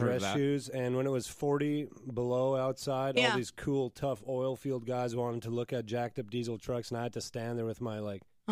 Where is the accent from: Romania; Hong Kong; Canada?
Canada; La Crete, Alberta; now in Nashville, United States; If you're in Nashville, where we live, and you're trying to get to Lacreed, Alberta, where we're from